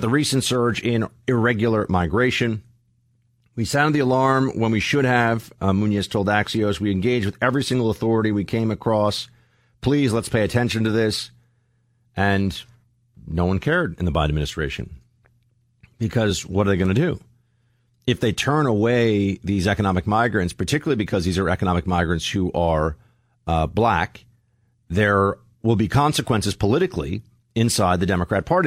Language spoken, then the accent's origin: English; New York City, New York, United States; moved away as an adult; now in Alabama, United States; I'm from New York City